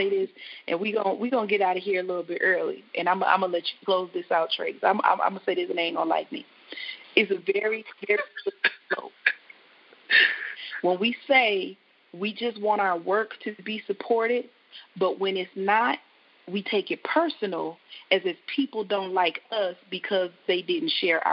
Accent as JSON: {"language": "English", "town": "Flint", "region": "Michigan", "country": "United States", "tie": "born or raised there", "said": "I'm Flint born, bred. I love my hometown"}